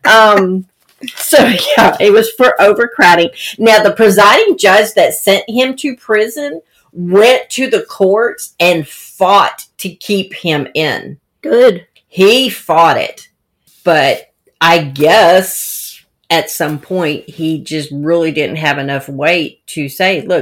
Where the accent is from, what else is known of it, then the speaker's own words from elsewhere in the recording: Ocean Springs, Mississippi, United States; I I I say I grew up in Ocean Springs, Mississippi.